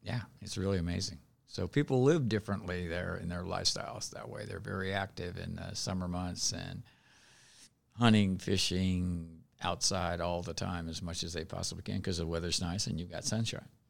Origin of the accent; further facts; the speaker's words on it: Seattle, Washington, United States; moved away; also born or lived in Elizabeth, New Jersey; I was raised in Seattle, right in, uh, within the city limits of Seattle, in the north end of Seattle.